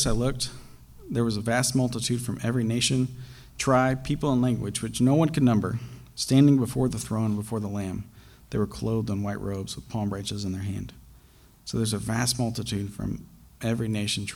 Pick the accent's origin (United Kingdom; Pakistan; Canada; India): Pakistan; moved away; When I was growing up, I grew up in Pakistan